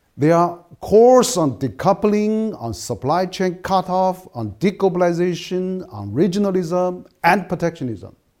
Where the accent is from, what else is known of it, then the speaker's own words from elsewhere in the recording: Chengdu, Sichuan, China; English is a second language; my hometown, which is Chengdu